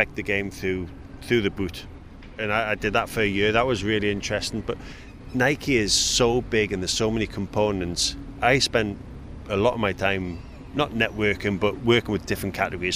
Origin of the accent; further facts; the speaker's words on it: Newcastle upon Tyne, North East England, United Kingdom; I'm from Newcastle